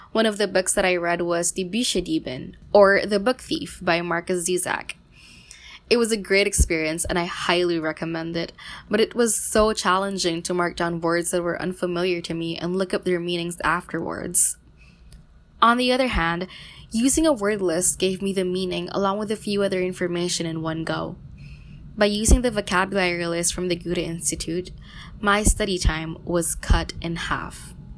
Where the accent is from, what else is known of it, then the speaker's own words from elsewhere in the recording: Philippines; from the Philippines